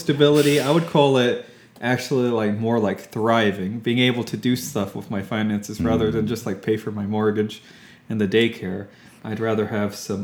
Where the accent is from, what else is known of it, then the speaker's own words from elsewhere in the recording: Fort Worth, Texas, United States; moved away as an adult; also born or lived in Austin, Texas; now in Houston, United States; I've mostly lived in Texas my whole life besides my military service, but I'm from Fort Worth originally